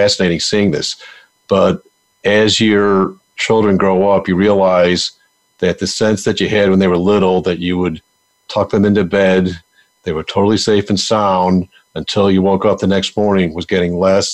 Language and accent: English; Buffalo, New York, United States; moved away; I'm from Buffalo, New York. Big Buffalo Bills fan